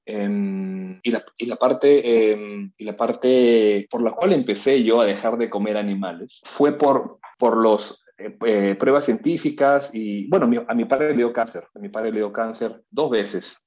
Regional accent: Peru; moved away; also born or lived in New York; como peruano

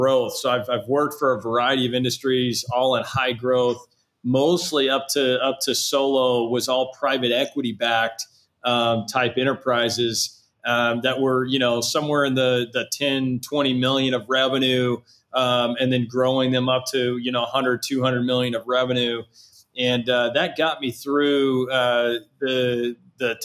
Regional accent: Southlake, Texas, United States; my hometown outside of Dallas in Southlake

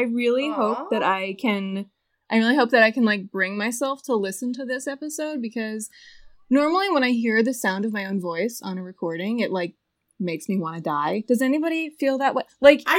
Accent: New Jersey, United States; moved away as an adult; also born or lived in Philadelphia / Colorado; now in Denver, United States; I grew up in New Jersey, which has, like, its own weirdness

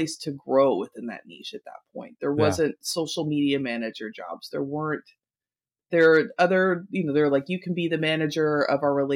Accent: Kentucky, United States; I'm from Kentucky

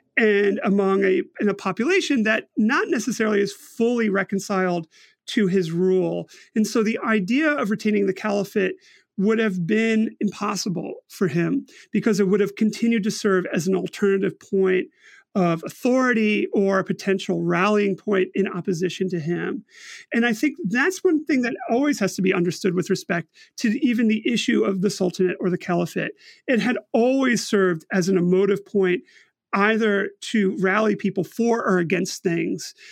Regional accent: United States; speaking personally as an American

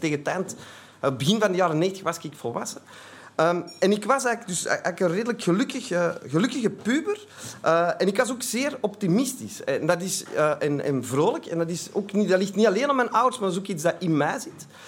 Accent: Antwerp, Flanders, Belgium; ik kom uit Antwerpen, dat zult al horen

